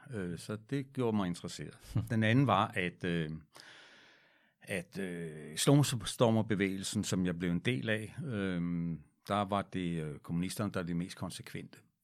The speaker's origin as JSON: {"language": "Danish", "town": "Frederiksberg", "region": "Capital Region of Denmark", "country": "Denmark", "tie": "born or raised there", "said": "der var jeg barn og boede på Frederiksberg"}